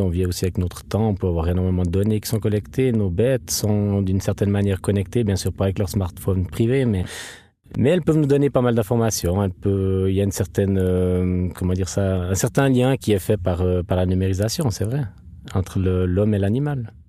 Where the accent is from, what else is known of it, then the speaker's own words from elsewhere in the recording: Treyvaux, Fribourg, Switzerland; Je viens de Trévaux, dans le canton de Fribourg.